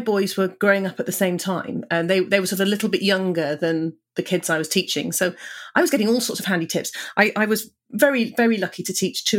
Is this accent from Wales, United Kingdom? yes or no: yes; Cardiff, Wales, United Kingdom; Well, I grew up in Cardiff